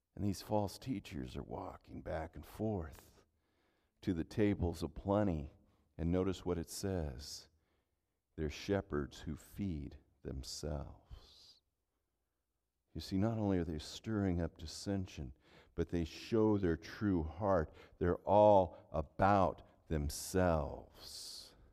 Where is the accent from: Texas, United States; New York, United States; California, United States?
California, United States; Central Valley; now in Minnesota, United States; Growing up in California